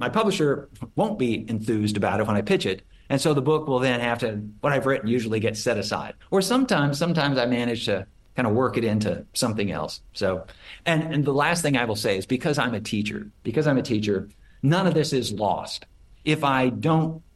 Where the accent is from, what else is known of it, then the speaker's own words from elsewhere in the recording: Portland, Oregon, United States; now in Austin, United States; because I'm from Oregon, grew up in Oregon